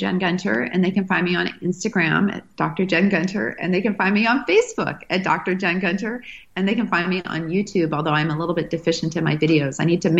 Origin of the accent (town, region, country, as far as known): Manitoba, Canada